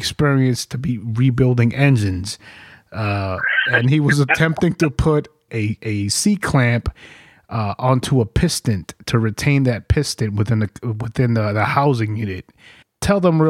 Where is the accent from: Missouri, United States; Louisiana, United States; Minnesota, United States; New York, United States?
New York, United States; I came from New York.